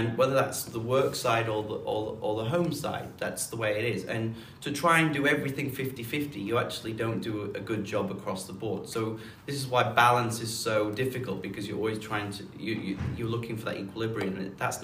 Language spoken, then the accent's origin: English; Huddersfield, Yorkshire and the Humber, United Kingdom; moved away; I grew up in the north of England in a town called Huddersfield